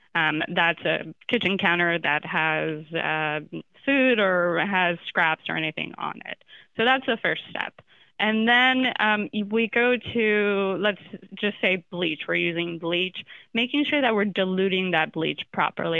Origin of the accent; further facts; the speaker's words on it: Florida, United States; I'm from Florida